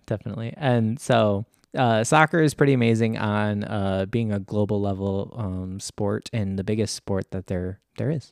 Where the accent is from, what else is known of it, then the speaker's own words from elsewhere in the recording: United States; also born or lived in Michigan; me being an American